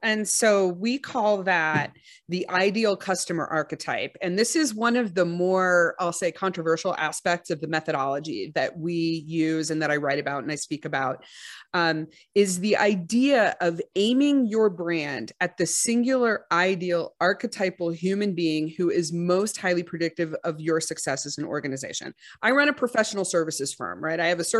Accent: Texas, United States; I'm from Texas.

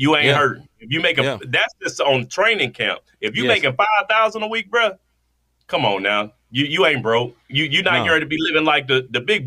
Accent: Washington, District of Columbia, United States; Washington, D.C., my hometown

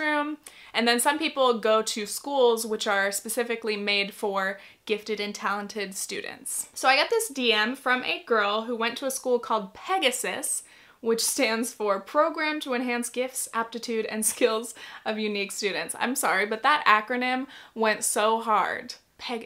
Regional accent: California, United States; I grew up in California

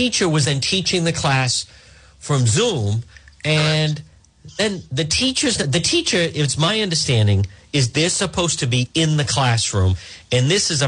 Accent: Cranston, Rhode Island, United States; Cranston, which happens to be my hometown

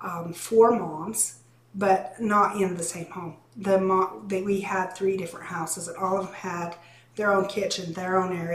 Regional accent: Short Creek, United States; born, lived there.

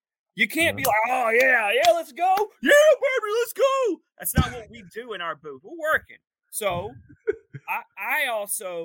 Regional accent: East Point, Georgia, United States; I'm a Georgia man. I'm an Atlanta man. I was born in East Point, ATLian.

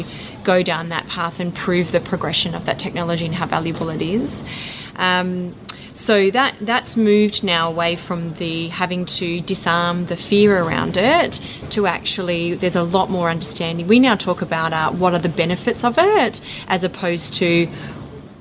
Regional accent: Western Australia, Australia; my hometown where I grew up on the farm was 800 kilometres away from Perth

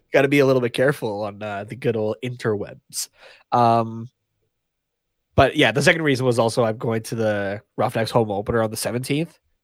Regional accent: Canada; we're Canadian

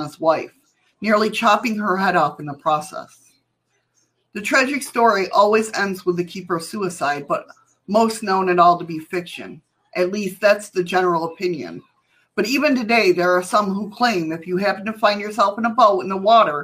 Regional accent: New York, United States; I grew up in New York

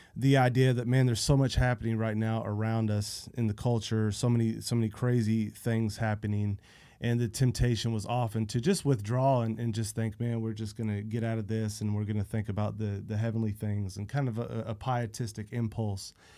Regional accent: Central Florida, United States; I grew up in Central Florida, middle of nowhere

